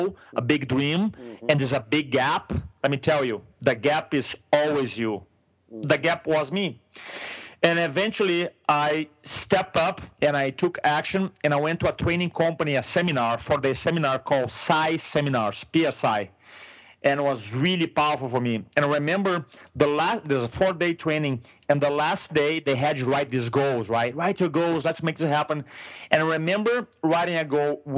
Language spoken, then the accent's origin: English; Brazil; first language Portuguese; English is a second language; moved away as an adult; now in San Diego, United States; I'm from Brazil. In a moment, you're going to realize with my accent